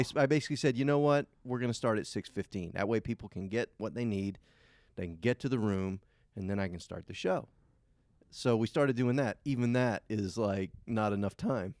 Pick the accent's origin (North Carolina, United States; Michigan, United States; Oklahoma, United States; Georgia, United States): Georgia, United States; Savannah; also born or lived in Effingham County, Georgia; I'm from Savannah, Georgia. I live right outside of Savannah, Georgia, in a little town called Effingham